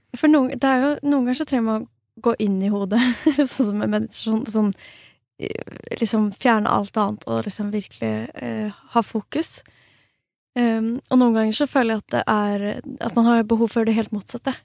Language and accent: Norwegian; Norway; moved away as an adult; also born or lived in Stockholm, Sweden; now in Falun, Sweden; jeg er svensk statsborger, men er, eh, har oppvokst og liksom bodd hele livet mitt i Norge